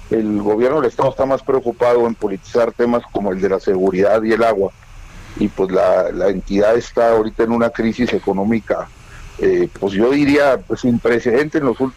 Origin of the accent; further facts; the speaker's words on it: Chihuahua, Mexico; Soy chihuahuense